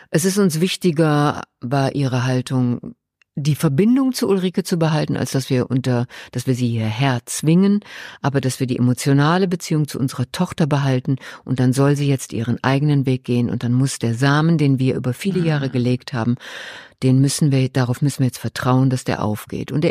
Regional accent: Ruhr area, North Rhine-Westphalia, Germany; ich komme aus dem Ruhrgebiet.

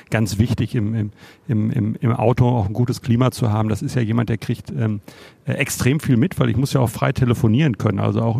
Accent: Bochum, North Rhine-Westphalia, Germany; Ich habe immer in Bochum gewohnt, ich komme total aus Bochum.

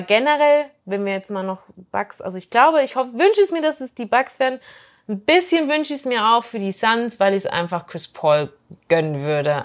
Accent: Germany; als Deutsche

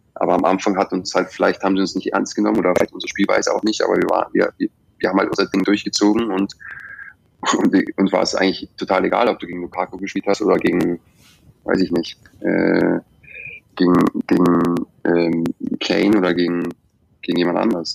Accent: Germany; moved away as an adult; now in England; wie ich es gewöhnt bin aus Deutschland

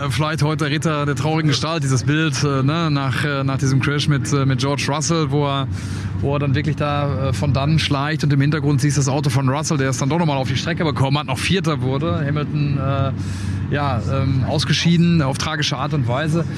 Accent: Dortmund, North Rhine-Westphalia, Germany; ich komme ja aus Dortmund

